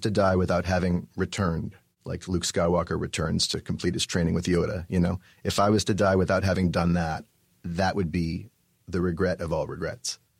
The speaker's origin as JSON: {"language": "English", "town": "Vancouver", "region": "British Columbia", "country": "Canada", "tie": "born or raised there", "also_born_or_lived": "New York / Montreal", "moved": "as an adult", "said": "I was born and raised in Vancouver, British Columbia."}